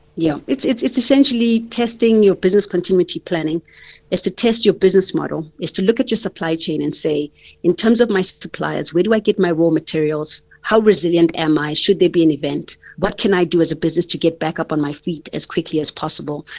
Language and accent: English; South Africa; as a South African